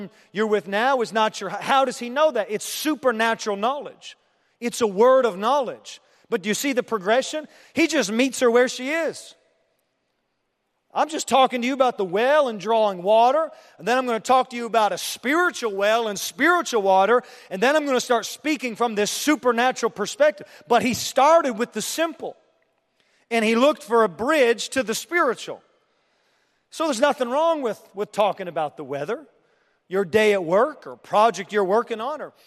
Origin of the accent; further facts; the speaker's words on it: Canada; also born or lived in Europe; now in Terre Haute, United States; I'm from Canada, and then I lived in Europe, and I moved to Terre Haute